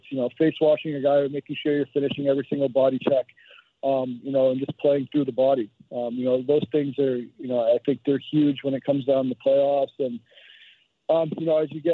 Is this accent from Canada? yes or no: yes; Toronto, Ontario, Canada; I'm from Toronto.